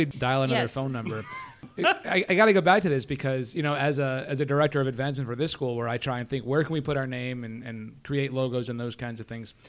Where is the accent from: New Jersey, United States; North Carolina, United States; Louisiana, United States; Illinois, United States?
Illinois, United States; Chicago; I grew up in Chicago.